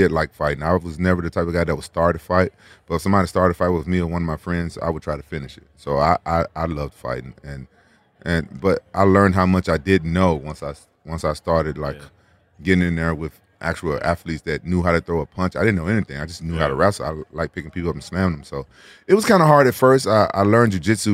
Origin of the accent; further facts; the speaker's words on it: Memphis, Tennessee, United States; We was like the best wrestlers in Memphis.